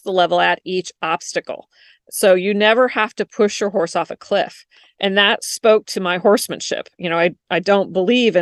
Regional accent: Washington, United States; moved away as an adult; also born or lived in Florida; I moved from Washington to Florida when I got married

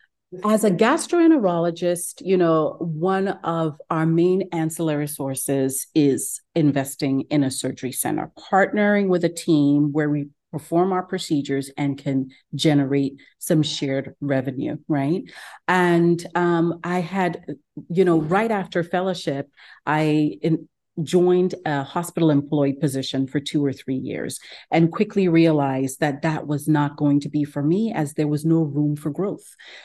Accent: Ghana; moved away as an adult; also born or lived in Geneva, Switzerland; now in Houston, United States; I'm originally from Ghana. I live in Houston, actually in West Houston, Katy. I moved to the United States probably about 20 years ago now, trained in Geneva, Switzerland for medical school

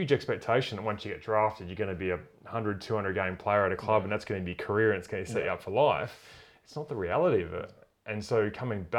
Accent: Tasmania, Australia; I grew up in Tassie

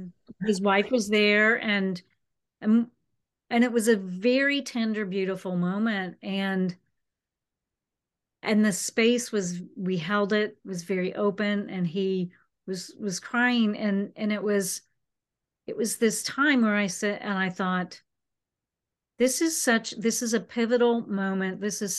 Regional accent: Florida, United States; I was from the West Coast of Florida, the Tampa Bay area.

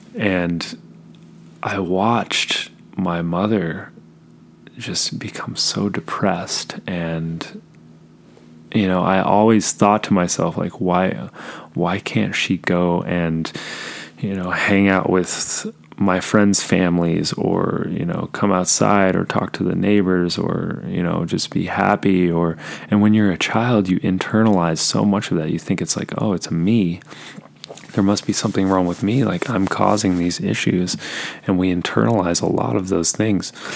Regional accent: Southern California, United States; I was born in Southern California

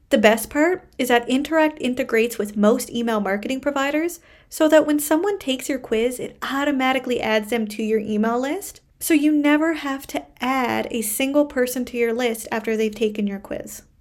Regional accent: Canada; I am a Canadian social worker

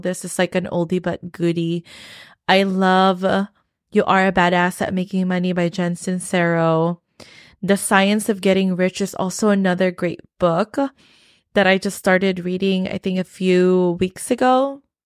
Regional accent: Philippines; moved away; I came from the Philippines and I grew up in the Philippines

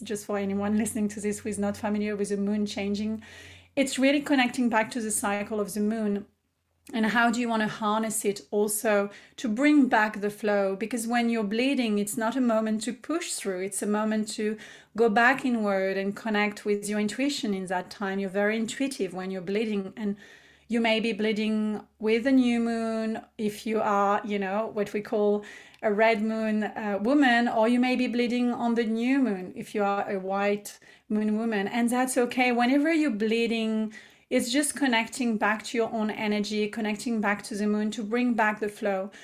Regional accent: France; English is a second language; moved away as an adult; also born or lived in Paris, France; now in Australia; I am born and raised in France, as I've shared, and I moved to Australia about eight years ago

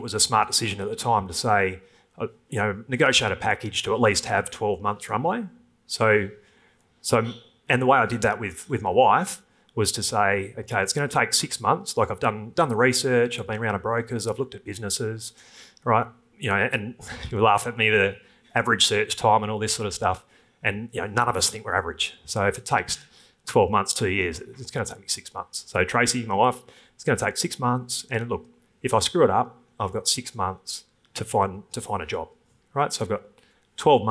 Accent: Thornlie, Western Australia, Australia; from Thornley, which is, anyone knows WA, that's probably the worst school, and I single mum, truck driver dad

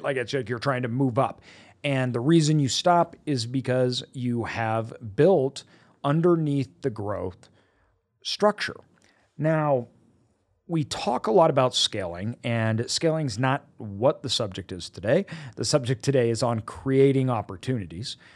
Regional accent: United States; I was born in America

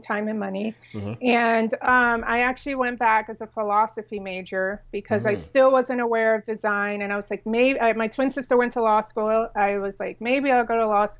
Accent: San Diego, California, United States; also born or lived in South Florida; now in Dallas-Fort Worth, United States; we were raised in San Diego

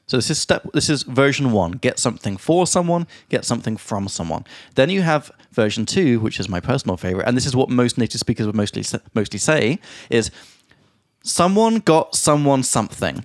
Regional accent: England, United Kingdom; now in Prague, Czechia; from England

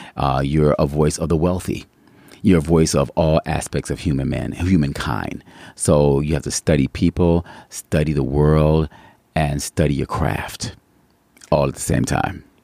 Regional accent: Cleveland, Ohio, United States; also born or lived in New York; now in Yucaipa, United States; originally, I'm from Cleveland, Ohio

